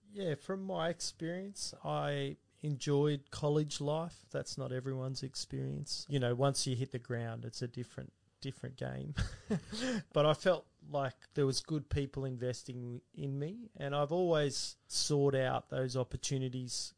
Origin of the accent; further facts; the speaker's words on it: Castle Hill, New South Wales, Australia; also born or lived in Central Coast; I was born in Chester Hill, and um, he was pastoring then. And then we moved to the Central Coast, and he was at a church there. And then when I was about uh, seven, I came to Castle Hill BAPS, and Dad was there for quite some time.